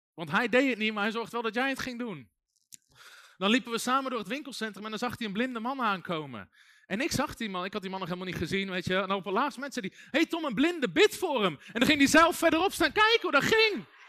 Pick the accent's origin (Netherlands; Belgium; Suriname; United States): Netherlands; ik ben ook geboren in Nederland